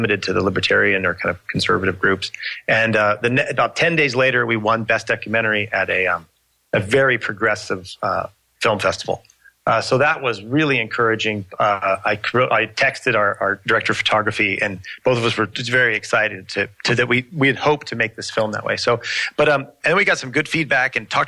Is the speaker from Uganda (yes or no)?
no; United States; I'm American